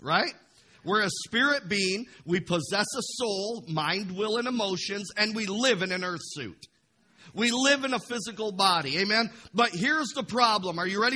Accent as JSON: {"language": "English", "town": "Imlay City", "region": "Michigan", "country": "United States", "tie": "born or raised there", "said": "I grew up in Imlay City on a carrot farm for the first 18 years of my life"}